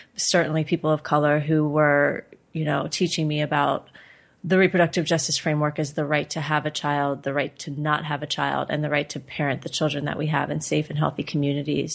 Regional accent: Cincinnati, Ohio, United States; we live in Cincinnati, which is my hometown

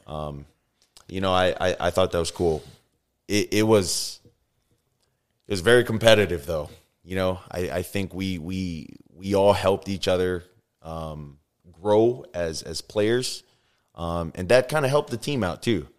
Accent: Oahu, Hawaii, United States; moved away; also born or lived in Tuscaloosa, Alabama; I grew up in Hawaii. uh, Oahu to be, uh, specific.

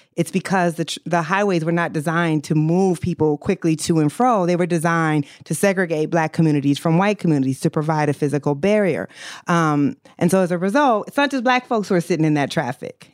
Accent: Iowa, United States; I grew up in Iowa

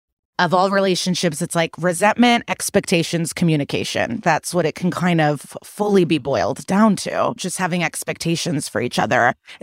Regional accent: Russia; English is a second language; now in United States; I'm from Russia. No discussions, no apologies, no accountability ever.

